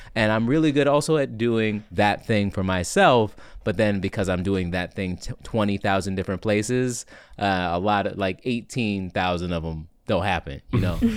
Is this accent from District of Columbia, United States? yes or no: yes; Washington, District of Columbia, United States; also born or lived in Miami, Florida; now in New York, United States; I hail from Washington, D C, but I spent a lot of time in Miami, Florida